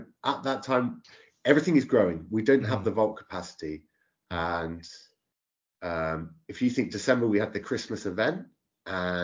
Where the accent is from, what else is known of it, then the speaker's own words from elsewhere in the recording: Oxford, South East England, United Kingdom; also born or lived in Brill; I'm from Oxford, but when I actually started playing, I was in the villages 10-15 miles away